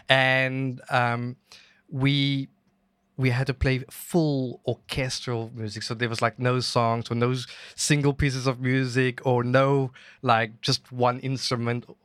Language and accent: English; Cape Town, Western Cape, South Africa; moved away as an adult; now in Guangzhou, China; I'm from Cape Town, South Africa